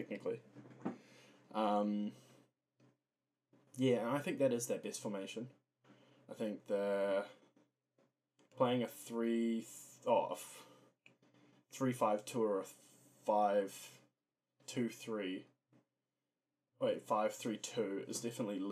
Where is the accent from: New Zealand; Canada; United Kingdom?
New Zealand; as a New Zealander